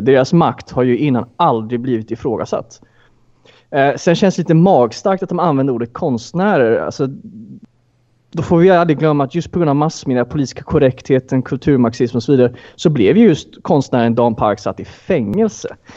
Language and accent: Swedish; Sweden; jag är ju svensk